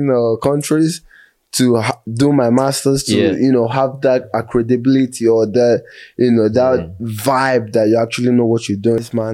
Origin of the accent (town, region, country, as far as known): Nigeria; born or raised there; moved away as an adult; also born or lived in Texas, United States; now in California, United States